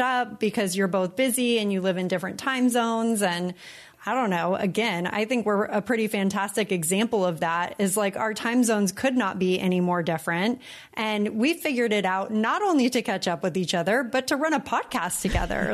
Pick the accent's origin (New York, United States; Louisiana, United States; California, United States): California, United States; moved away as an adult; now in Puerto Rico; when we came to Puerto Rico from California